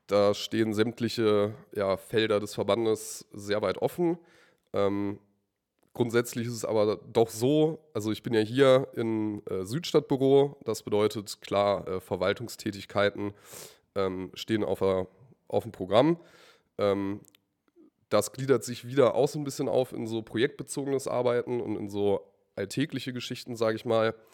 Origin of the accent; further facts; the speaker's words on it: Braunschweig, Lower Saxony, Germany; ich bin äh, …, bin 20 Jahre alt, komme aus äh, Braunschweig, aus dem wunderschönen Stamm Johann Hinrich Wichern, aus dem Bezirk Elm.